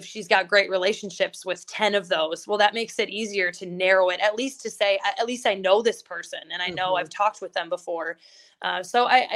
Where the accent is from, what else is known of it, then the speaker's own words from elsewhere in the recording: just north of Milwaukee, Wisconsin, United States; now in South Dakota, United States; I'm from just north of Milwaukee